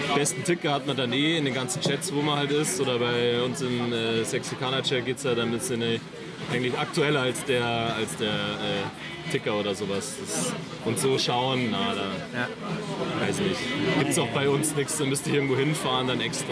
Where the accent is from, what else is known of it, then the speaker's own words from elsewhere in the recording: near Markt Schwaben, Bavaria, Germany; also born or lived in Sendling, Munich; now in Munich, Germany; ich komme aus der Nähe von Markt Schwaben